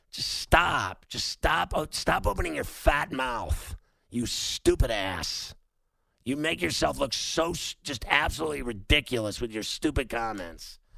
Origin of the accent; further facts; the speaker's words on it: Chicago, Illinois, United States; now in Tulsa, United States; Tulsa, but I'm I'm originally from Chicago